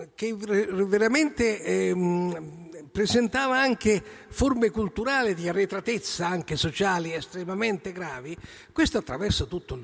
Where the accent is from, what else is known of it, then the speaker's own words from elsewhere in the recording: Rome, Lazio, Italy; noi siamo romani